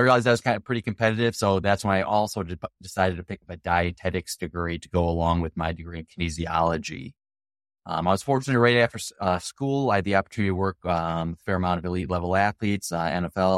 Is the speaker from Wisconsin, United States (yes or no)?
yes; Wisconsin, United States; I'm from Wisconsin, the dairy states